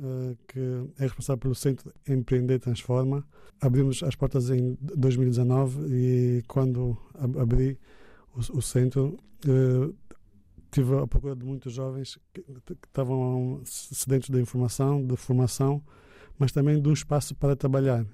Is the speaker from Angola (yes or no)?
yes; Angola; somos angolanos